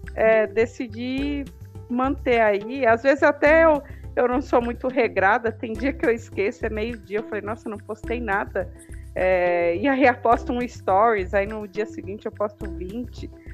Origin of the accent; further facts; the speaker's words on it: Diadema, São Paulo, Brazil; moved away; eu passei a minha adolescência é, aí em São Paulo, né? E eu acho que isso é mais forte. Eu, digo porque eu morei em São Paulo e morei no interior e na minha adolescência. E eu morava em Diadema